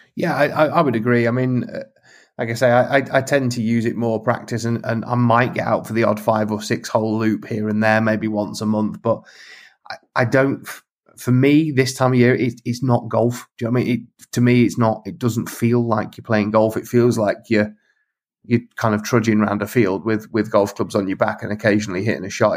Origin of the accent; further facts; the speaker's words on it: Lincolnshire, East Midlands, United Kingdom; when I was a kid growing up in Lincolnshire